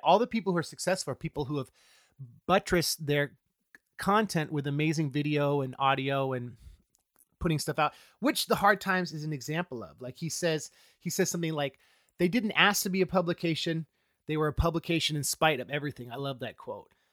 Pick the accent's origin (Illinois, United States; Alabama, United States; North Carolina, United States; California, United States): California, United States; Oakland; also born or lived in Central Coast, California; I grew up in the Oakland Hills until I was in middle school, and then my parents moved down to the Central Coast